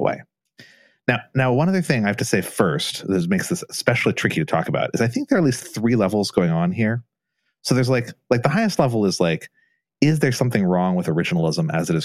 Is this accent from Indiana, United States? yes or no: yes; Southern Indiana, United States; I grew up in Southern Indiana with a French name